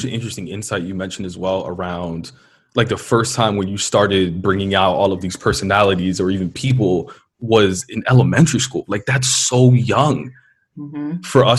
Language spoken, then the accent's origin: English; New York City, New York, United States; first language Spanish